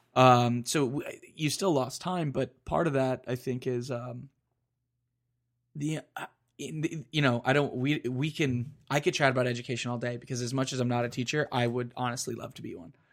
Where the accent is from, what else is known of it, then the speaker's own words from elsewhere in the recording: Florida, United States; I grew up in Florida.